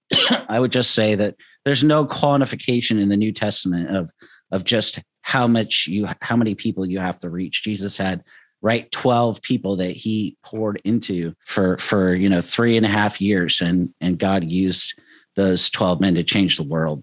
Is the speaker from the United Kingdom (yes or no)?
no; United States; as American Christians